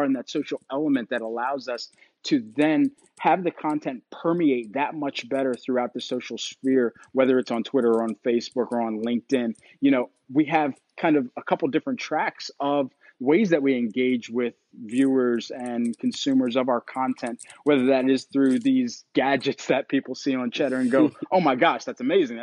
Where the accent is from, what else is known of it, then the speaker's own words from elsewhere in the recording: Philadelphia, Pennsylvania, United States; I'm from Philadelphia